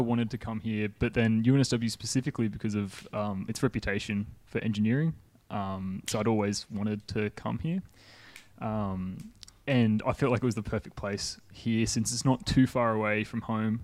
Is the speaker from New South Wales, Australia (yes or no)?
yes; Cessnock, New South Wales, Australia; moved away as an adult; now in Sydney, Australia; I'm originally from Cessnock